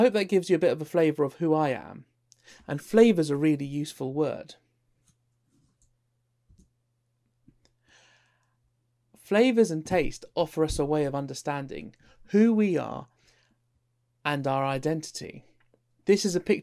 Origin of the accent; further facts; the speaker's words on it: London, United Kingdom; also born or lived in Isle of Wight; I identify more as a Londoner, so I suppose that would make me more English Indian, although on the census form I was British Indian. I describe myself as working class. I love Lidl and Aldi, and I grew up in East London.